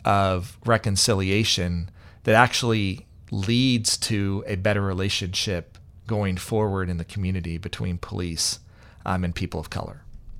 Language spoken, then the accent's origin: English; Kansas City, United States; growing up in Kansas City as well, and growing up in that community as well